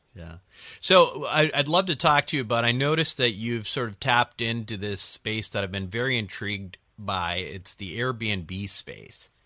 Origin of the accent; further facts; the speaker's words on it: Chicago, Illinois, United States; now in California, United States; I'm from Chicago. You know, I, I moved uh, moved to California from Chicago